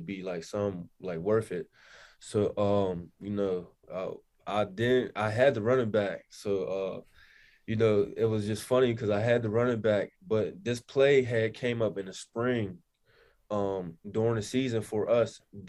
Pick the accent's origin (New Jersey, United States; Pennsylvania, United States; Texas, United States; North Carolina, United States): Pennsylvania, United States; Pittsburgh; I'm from Pittsburgh.